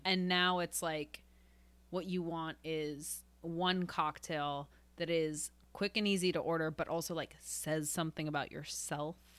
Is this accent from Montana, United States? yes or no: no; Evanston, Illinois, United States; from Evanston